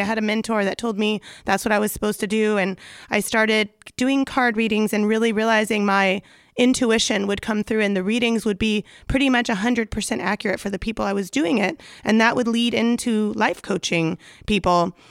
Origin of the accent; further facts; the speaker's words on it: Los Angeles, California, United States; accent: Valley Girl; I'm from the San Fernando Valley, so you may hear a little Valley Girl accent that comes out accidentally.